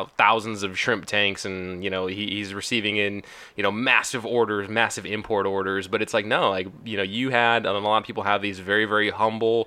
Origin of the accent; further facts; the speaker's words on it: California, United States; now in Washington, United States; I grew up in California. I now live in Washington, so I'm a West Coast boy